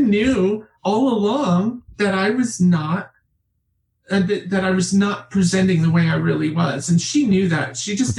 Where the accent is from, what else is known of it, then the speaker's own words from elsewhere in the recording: Liberty, New York, United States; I'm from the Catskills, Liberty, New York